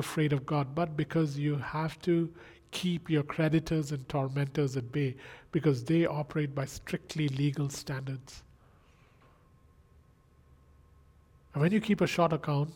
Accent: India; I come from India

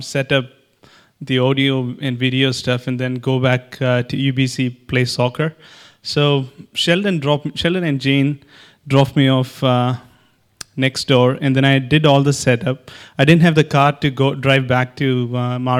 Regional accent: Kerala, India; I'm from Kerala.

